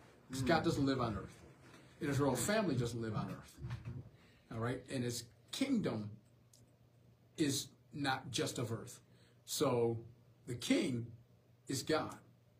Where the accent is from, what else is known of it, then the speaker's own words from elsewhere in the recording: the South, United States; just growing up in the South and growing up in an agricultural society